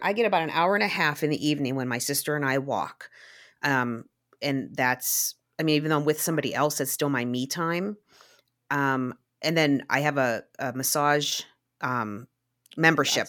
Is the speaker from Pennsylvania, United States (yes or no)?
yes; Glassport, Pennsylvania, United States; I grew up in Little Rivertown, Glassport, along the Monongahela River.